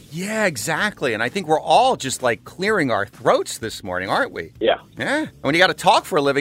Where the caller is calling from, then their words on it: Audubon, Pennsylvania, United States; Uh, Audubon, Pennsylvania.